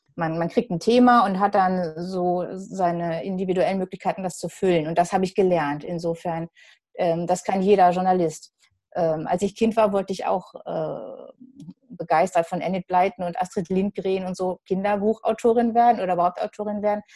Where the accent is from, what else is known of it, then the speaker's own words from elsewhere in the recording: Gelsenkirchen, North Rhine-Westphalia, Germany; now in Dortmund, Germany; Ich bin jetzt inzwischen länger Dortmunderin, als ich Gelsenkirchenerin war, denn da komme ich her.